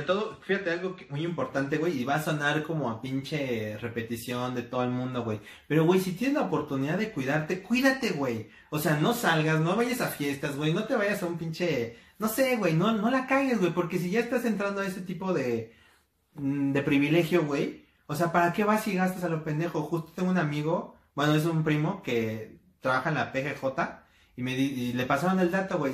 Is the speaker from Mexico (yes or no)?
yes; Mexico